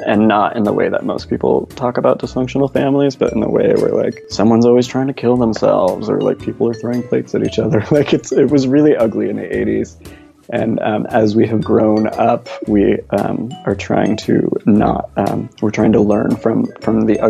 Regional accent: Bay Area, California, United States; I grew up in the Bay Area in the early 80s

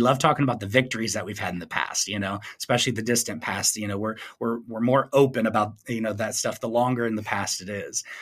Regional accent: Flint, Michigan, United States; my hometown of Flint, Michigan

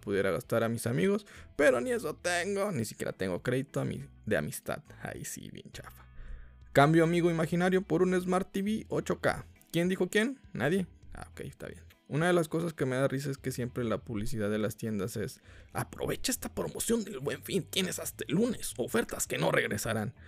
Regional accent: Mexico; aquí somos mexicanos y somos muy religiosos

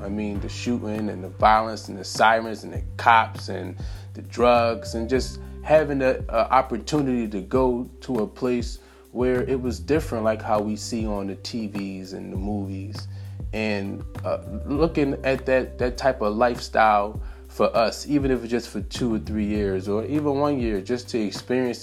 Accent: Philadelphia, Pennsylvania, United States; Philly born and raised

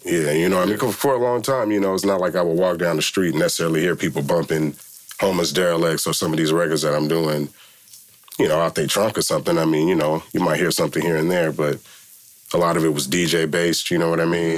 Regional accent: Milpitas, California, United States; I grew up in Milpitas, you know what I'm saying, and uh, small town

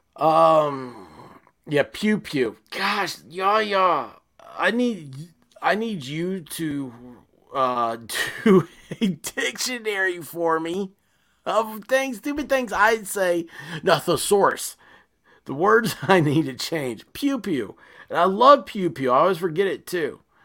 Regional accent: United States; as an American

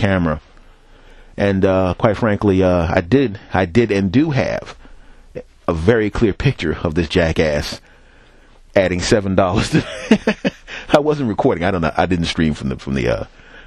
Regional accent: Philadelphia, Pennsylvania, United States; moved away; also born or lived in New York / Los Angeles; I'm from Philadelphia. I lived in New York

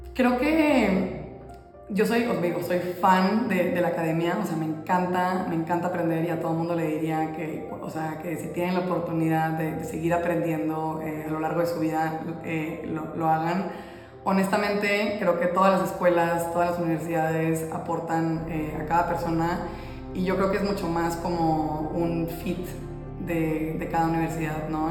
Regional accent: Monterrey, Nuevo León, Mexico; moved away as an adult; now in Mexico City, Mexico; soy de, Monterrey, no sé si mi acento me vaya a adelantar. Eh, soy de Monterrey, México

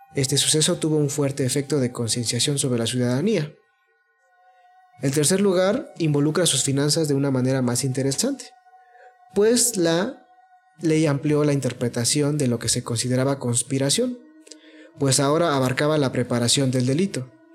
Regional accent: Mexico; porque somos mexicanos

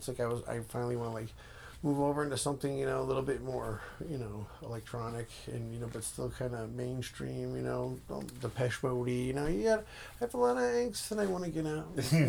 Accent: New York, United States; moved away as an adult; also born or lived in Florida / Seattle; now in Los Angeles, United States; I was born in Florida, and I moved to New York when I was five or six. Okay. And I lived in Flushing ever since.

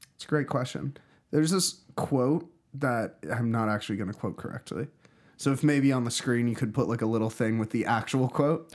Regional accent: Pittsburgh, Pennsylvania, United States; moved away; also born or lived in Philadelphia; I grew up in Pittsburgh

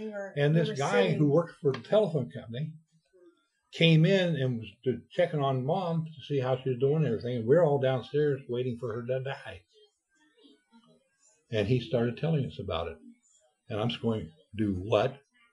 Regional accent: Ohio, United States; In my hometown.

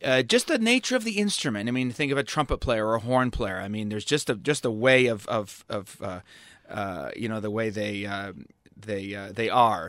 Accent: Toronto, Ontario, Canada; I grew up in Toronto.

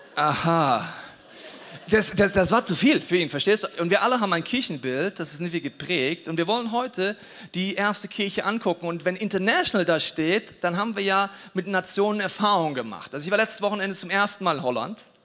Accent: Bavaria, Germany; ich komme aus Bayern

